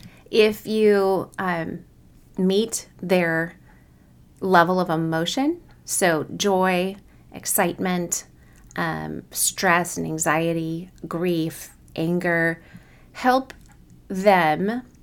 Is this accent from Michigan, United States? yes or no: no; Kansas City, Missouri, United States; I was from Kansas City and had basically no accent in contrast to other parts of other regions of the country.